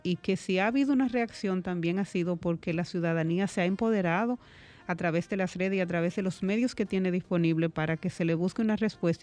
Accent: Dominican Republic; como dominicana y como madre

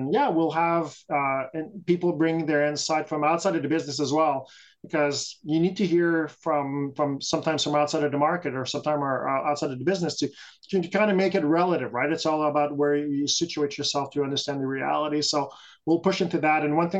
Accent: Canada; So we're a Canadian group, yeah. And we like to focus on that. We're very proud Canadians throughout the country.

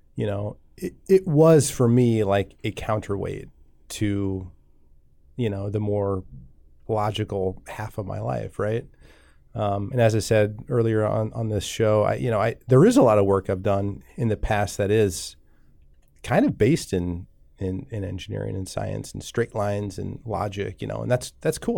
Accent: Columbus, Nebraska, United States; I grew up in Columbus, Nebraska, not too far from here

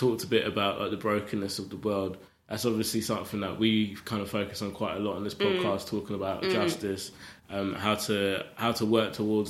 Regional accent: Croydon, London, United Kingdom; growing up in Croydon

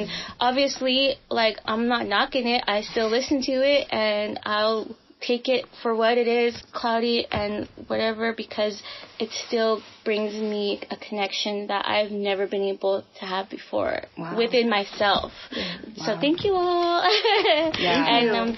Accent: Philippines; To me, like, the best quality of being Filipino is our resiliency.

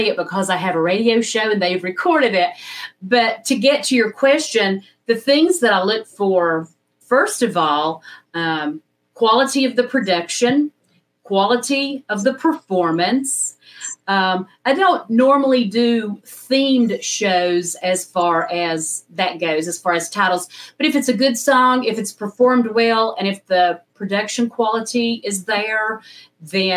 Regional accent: West Jefferson, North Carolina, United States; I started in my hometown of West Jefferson, North Carolina, a station WKSK

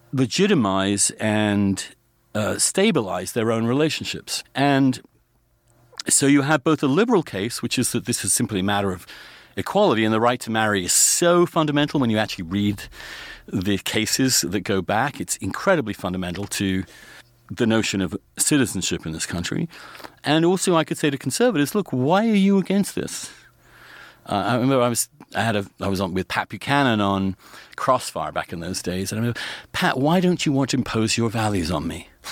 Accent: England, United Kingdom; moved away; growing up in England

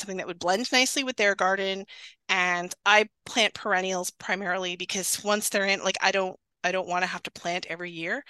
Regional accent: Northern Ontario, Canada; moved away; also born or lived in Waterloo, Ontario; I live in Waterloo now, but I grew up in Northern Ontario

